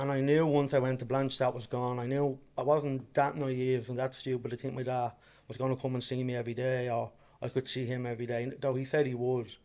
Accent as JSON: {"language": "English", "town": "Dublin", "region": "Leinster", "country": "Ireland", "tie": "born or raised there", "said": "I am originally from Ballymun, and then uh, Dublin. And yeah, I was born and bred there"}